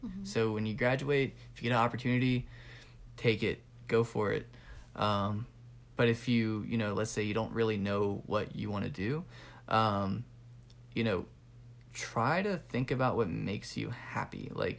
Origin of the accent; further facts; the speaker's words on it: California, United States; now in Georgia, United States; I'm originally from California, moved here to Georgia.